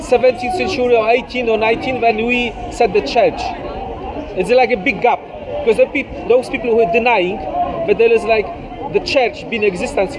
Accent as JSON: {"language": "English", "country": "Poland", "said": "From Poland."}